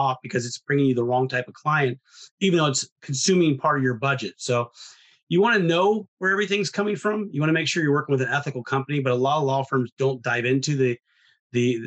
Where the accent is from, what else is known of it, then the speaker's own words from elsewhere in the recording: Ohio, United States; I'm from Ohio